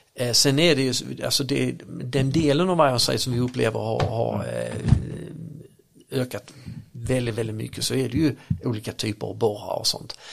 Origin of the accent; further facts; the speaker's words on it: Örkelljunga, Skåne, Sweden; accent: Scanian; Jag kommer från Akerljunga